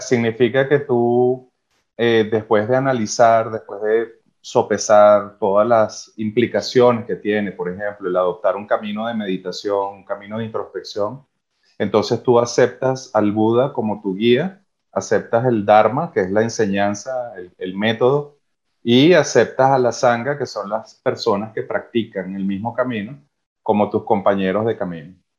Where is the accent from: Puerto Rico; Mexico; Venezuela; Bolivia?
Venezuela; moved away; Los venezolanos tenemos una cualidad de apertura